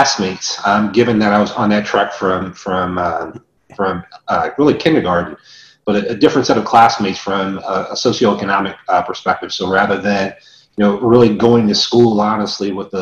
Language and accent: English; Charlotte, North Carolina, United States; also born or lived in West Germany; I grew up in Charlotte, North Carolina, attended grade school and ultimately graduated from high school there.